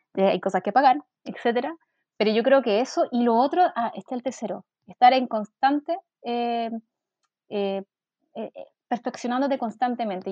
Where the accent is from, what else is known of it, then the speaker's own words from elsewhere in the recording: Quilpué, Valparaíso, Chile; moved away as an adult; also born or lived in Viña del Mar; now in Santiago, Chile; nací en Viña del Mar, pero siempre viví en Quilpué, que es una mm, comuna que está hacia el interior.